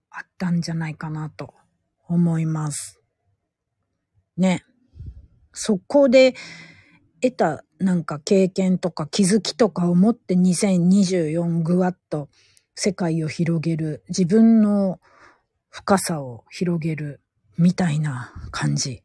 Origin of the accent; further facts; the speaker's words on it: Gifu, Japan; 地元名古屋じゃないや、地元岐阜県から